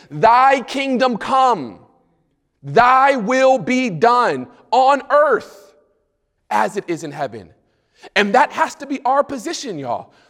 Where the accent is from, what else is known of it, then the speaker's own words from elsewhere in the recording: United States; I'm from the States